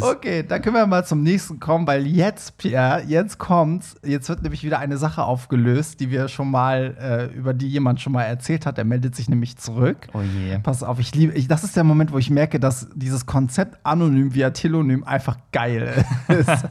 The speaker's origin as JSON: {"language": "German", "country": "Iran", "said": "ich bin ja Iraner"}